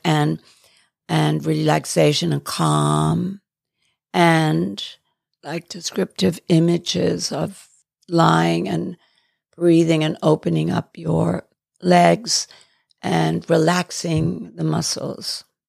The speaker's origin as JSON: {"language": "English", "region": "England", "country": "United Kingdom", "tie": "born or raised there", "also_born_or_lived": "Johannesburg, South Africa", "moved": "yes", "lives_now": "United States", "said": "I was born in Johannesburg and schooled in England."}